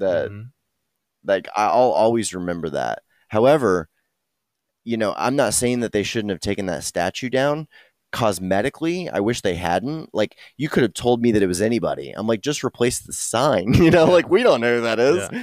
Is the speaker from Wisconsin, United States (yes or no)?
no; Texas, United States; I thought of myself really as a Texan first